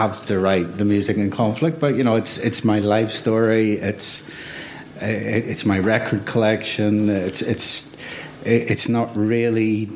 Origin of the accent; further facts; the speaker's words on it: Belfast, Northern Ireland, United Kingdom; I was born in 1961 in Belfast.